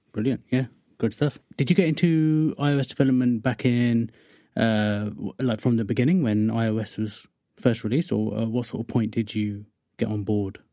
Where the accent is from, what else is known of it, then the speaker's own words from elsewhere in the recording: Wokingham, South East England, United Kingdom; I'm from Workingham, which is just sort of west of London.